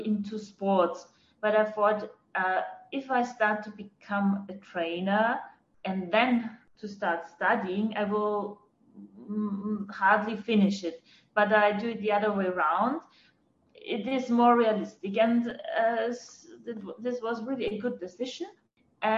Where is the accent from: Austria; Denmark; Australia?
Austria; Fels am Wagram, Lower Austria; English is a second language; moved away as an adult; also born or lived in Vienna; now in Tel Aviv, Israel; I was born in Austria, in a little village close to Vienna